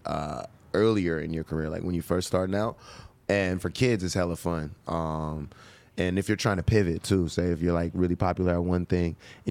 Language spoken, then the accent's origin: English; Pittsburgh, Pennsylvania, United States; I'm from the Berg.